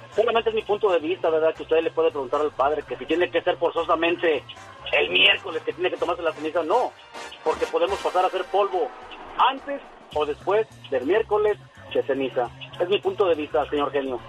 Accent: Mexico; soy mexicano

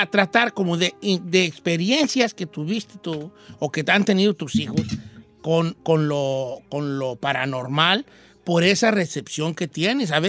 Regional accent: Culiacán, Sinaloa, Mexico; Somos de Culiacán, Sinaloa.

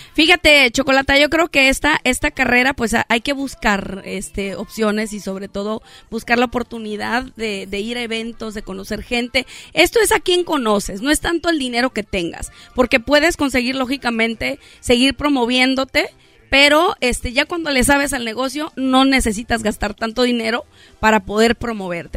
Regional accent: Mexico; nosotros somos más mexicanos que los nopales. A, mí me fascina mi país

